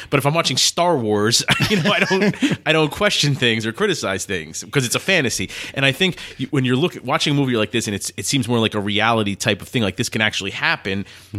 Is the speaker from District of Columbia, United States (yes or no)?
no; New Jersey, United States; We're from New Jersey, which is right close to Philly